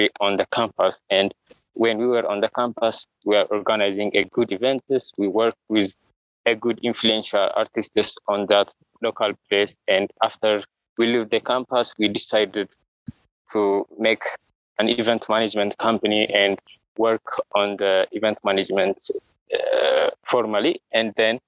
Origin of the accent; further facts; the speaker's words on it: Addis Ababa, Ethiopia; I'm from Addis Ababa, Ethiopia, and I born in Addis Ababa